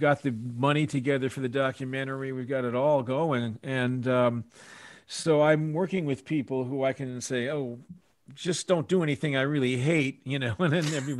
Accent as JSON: {"language": "English", "region": "Scotland", "country": "United Kingdom", "said": "I'm Scottish, you see."}